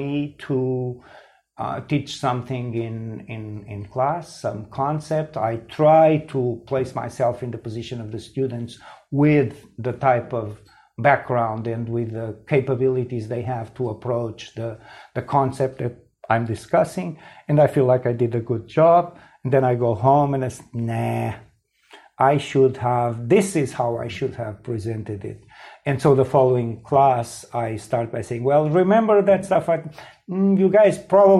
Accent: Portugal; I grew up in Portugal. I was a teenager here in the mid 1970s

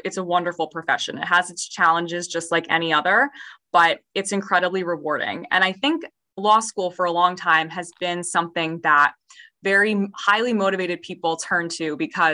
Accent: Chester County, Pennsylvania, United States; moved away as an adult; now in New Jersey, United States; I was from Chester County. So maybe like 45 minutes outside of Philadelphia

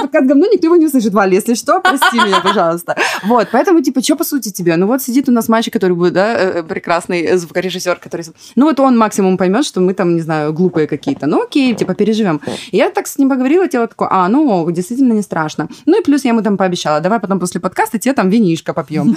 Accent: Ukraine; moved away; Я предприниматель, украинка

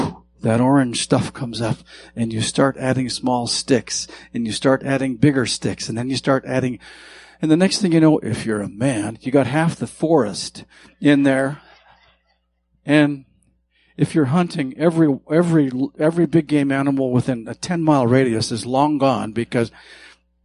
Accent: Montana, United States; I grew up in Montana

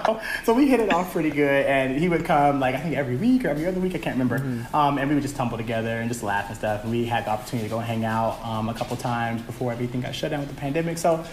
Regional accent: Atlanta, Georgia, United States; first language English; also born or lived in Birmingham, Alabama / Japan; I was born in Birmingham, Alabama. Okay. And I moved to Atlanta soon after. I think my mom says I was only a couple months old, maybe half a year. So I moved here with my mom and dad.

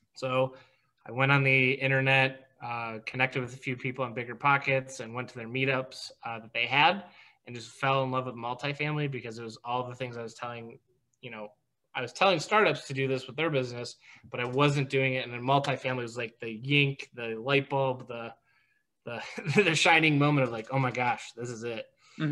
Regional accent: Detroit, Michigan, United States; I grew up in Metro Detroit, and my whole family were teachers or worked for Chrysler.

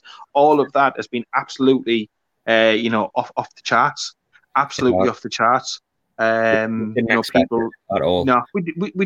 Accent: the North East, North East England, United Kingdom; now in South Yorkshire, United Kingdom; I'm obviously originally from the North East

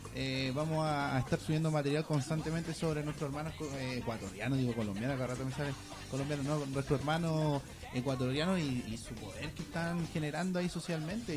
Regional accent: Antofagasta, Chile; yo soy de Antofagasta

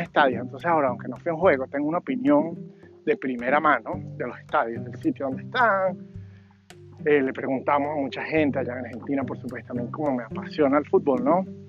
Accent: Mérida, Venezuela; moved away as an adult; now in Virginia, United States; todo eso fue en Mérida también, ¿no? Ahí me crié

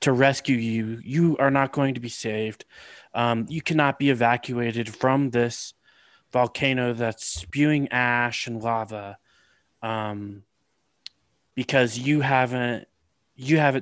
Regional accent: California, United States; I grew up in California, so we definitely had earthquakes.

